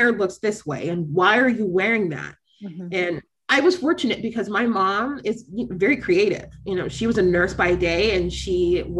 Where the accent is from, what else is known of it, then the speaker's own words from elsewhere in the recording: Florida, United States; I grew up in Florida.